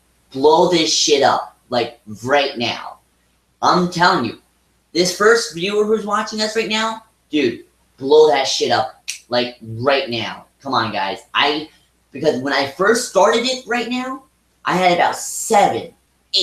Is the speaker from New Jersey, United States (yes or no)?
yes; Edison, New Jersey, United States; I was born and raised in Edison, New Jersey.